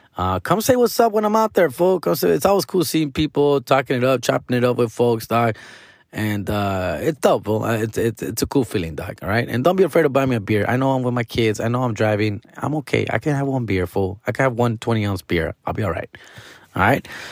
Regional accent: Huntington Park, California, United States; born and raised in Huntington Park, California, went to elementary here, went to middle school here, went to high school here.

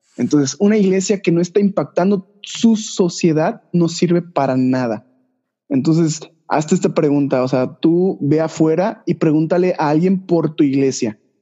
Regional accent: Yucatán, Mexico; soy de Yucatán, yucateco

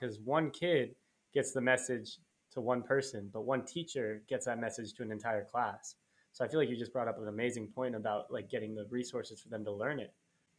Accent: Nevada, United States; And maybe that's just because I'm from Nevada. You know, they do things different over there.

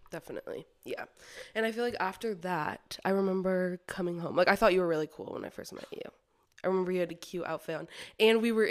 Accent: Orem, Utah, United States; I was born in Orem, so I'm a little Orem native. Um, yeah, I grew up LDS. I went to BYU for the first few years of college and then transferred to UVU.

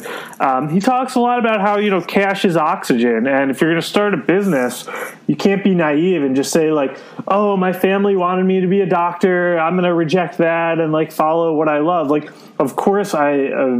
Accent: United States; for my whole life growing up in America

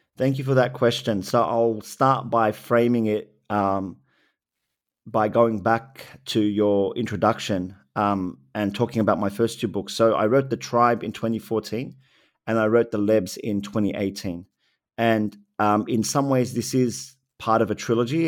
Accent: Sydney, New South Wales, Australia; Lakemba for me when I was growing up there

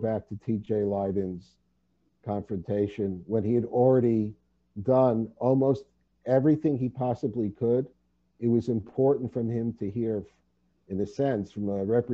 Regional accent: New York City, New York, United States; moved away as an adult; also born or lived in Vancouver, Canada; now in Los Angeles, United States; being born and bred in New York City

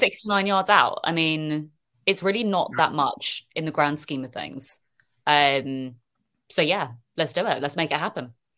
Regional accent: United Kingdom; accent: British; I'm hearing a British accent and stuff come on

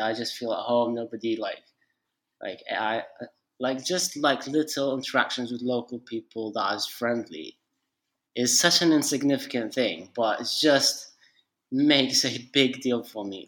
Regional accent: Tripoli, Libya; moved away; also born or lived in United Kingdom / Turkey; my home country, Libya, Tripoli, Libya

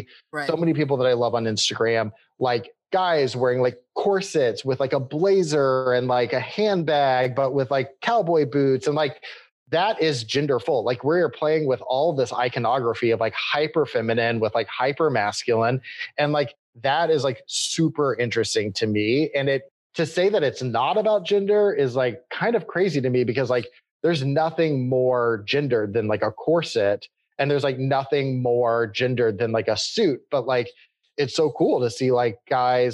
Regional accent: Austin, Texas, United States; I grew up in Austin, Texas

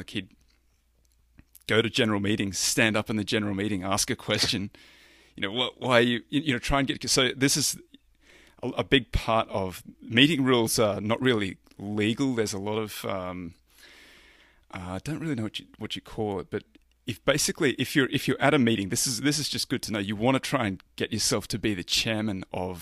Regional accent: Roma, Queensland, Australia; I grew up in a little country town in the Australian outback, Roma

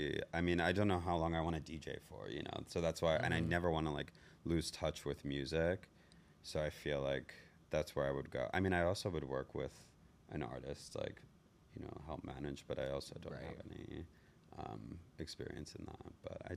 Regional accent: New Jersey, United States; I'm from New Jersey.

